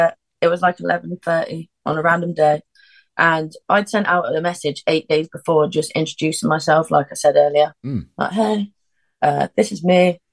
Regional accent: Sheffield, Yorkshire and the Humber, United Kingdom; I am from Sheffield.

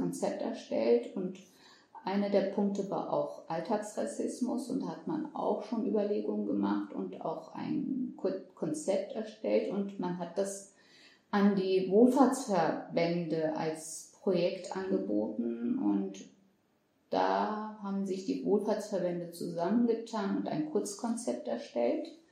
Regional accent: Germany; ich bin mit meinen sechs Jahren mhm. nach Deutschland gezogen

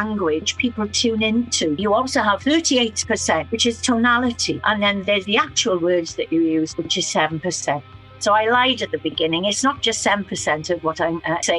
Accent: Fishguard, Wales, United Kingdom; I was brought up in West Wales

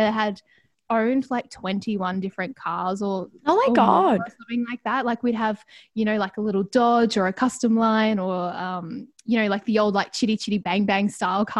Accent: Ballarat, Victoria, Australia; also born or lived in Melbourne; I grew up in Ballarat.

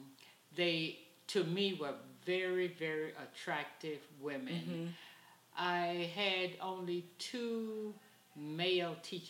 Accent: Jacksonville, Florida, United States; In Florida, in Jacksonville, Florida.

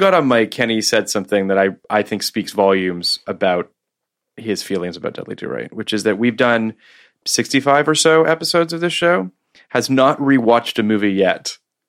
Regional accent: Canada; I'm Canadian

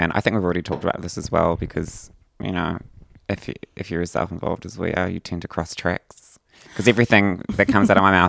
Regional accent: New Zealand; I'm a New Zealander

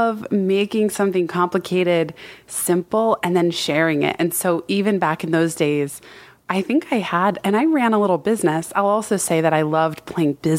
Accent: Palo Alto, California, United States; growing up in Palo Alto

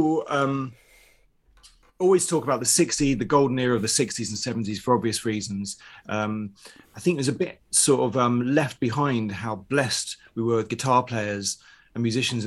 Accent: London, United Kingdom; where I grew up in North London, everyone was second generation Irish

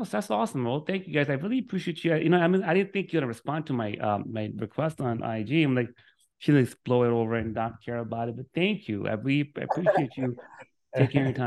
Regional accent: New York City, New York, United States; also born or lived in Miami, Florida; now in Orlando, United States; I'm from Brooklyn, New York, moved to Miami, met my wife

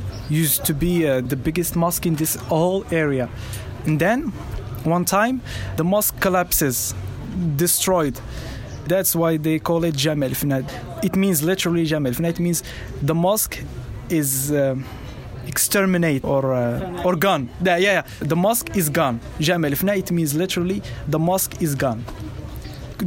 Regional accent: Marrakesh, Marrakesh-Safi, Morocco; I grew up a very typical family here in Marrakesh.

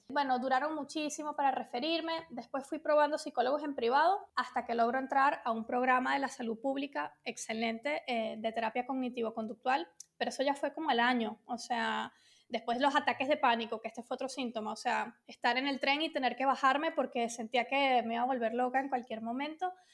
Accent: Venezuela; moved away as an adult; also born or lived in London; now in Spain; originalmente soy de Venezuela, entonces digamos que me crié allí

